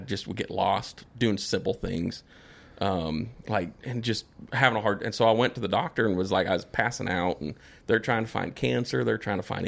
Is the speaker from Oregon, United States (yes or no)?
no; South Dakota, United States; moved away; Where we grew up was in South Dakota